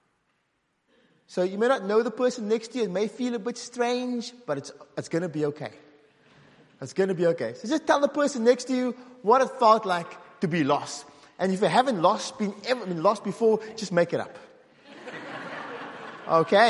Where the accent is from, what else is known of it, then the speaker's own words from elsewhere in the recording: South Africa; moved away as an adult; now in Northern Ireland, United Kingdom; I grew up in South Africa